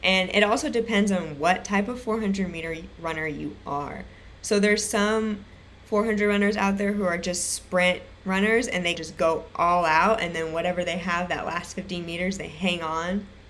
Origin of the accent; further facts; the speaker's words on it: Irvine, California, United States; I grew up in Irvine, California